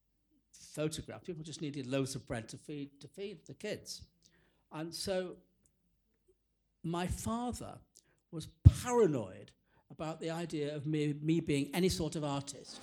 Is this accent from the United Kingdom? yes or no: yes; England, United Kingdom; growing up in that particular world, which was not only provincial, bourgeois, suburban, but also a Jewish world